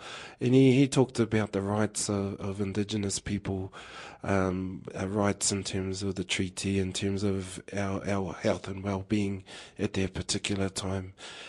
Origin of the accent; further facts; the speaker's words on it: Rotorua, Bay of Plenty, New Zealand; I was born and raised in Rotorua, and my hapū is Ngāti Pākehā, along with a raft of others in Te Aroha. I also have ngā puhi connections through Dad